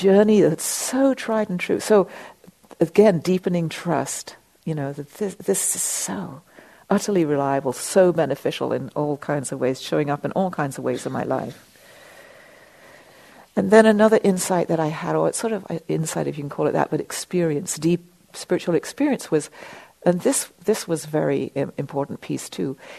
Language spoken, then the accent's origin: English; England, United Kingdom; being English